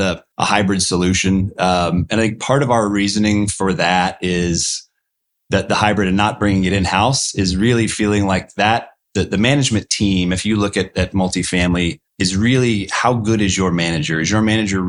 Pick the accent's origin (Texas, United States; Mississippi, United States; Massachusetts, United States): Texas, United States; Austin; born or raised there